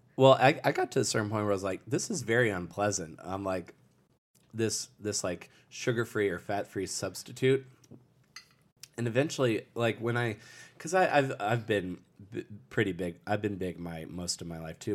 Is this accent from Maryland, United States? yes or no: yes; Lusby, Maryland, United States; also born or lived in St. Leonard, Maryland; I grew up in, uh, Southern Maryland. Uh, the town I grew up in, uh, for the first, for, from, like, birth to ten years old, I lived in Lusby, Maryland, and then I moved to Saint Leonard, Maryland when I was ten.